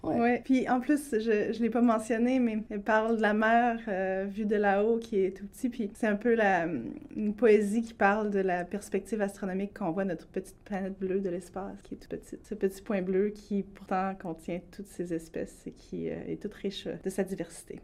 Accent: Quebec City, Quebec, Canada; moved away as an adult; also born or lived in Mashteuiatsh / Hawaii; je suis née dans le coin de Québec. Je suis membre aussi de la communauté Innu de Mastoyache

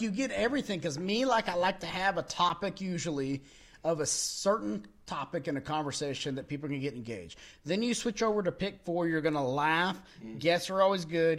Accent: Texas, United States; we're from Texas or we're in the South

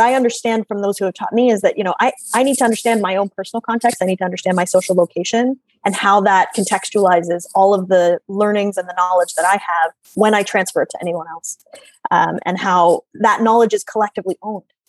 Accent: Oshawa, Ontario, Canada; I grew up in Oshawa

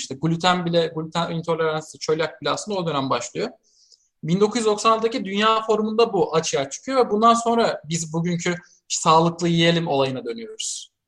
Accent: Siirt, Siirt Province, Turkey; moved away; ben çocukken Siirt'teyken

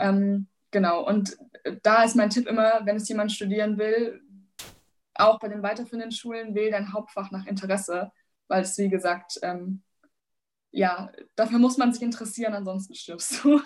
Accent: Bavaria, Germany; Ich komme aus Bayern

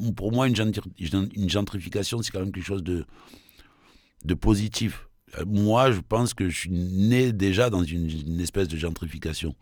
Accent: Marseille, Provence-Alpes-Côte d'Azur, France; je suis de Belzuns

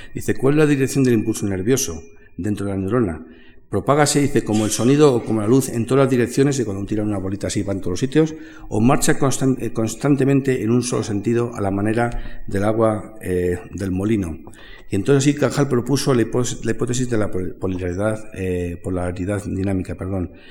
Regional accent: Madrid, Community of Madrid, Spain; somos de Madrid

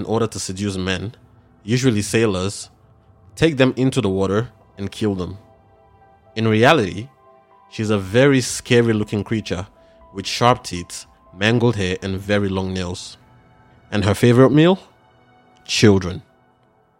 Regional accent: Nigeria; growing up in Nigeria

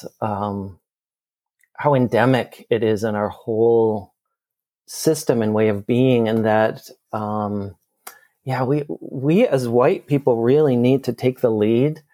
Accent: Minneapolis, Minnesota, United States; here in my hometown of Minneapolis

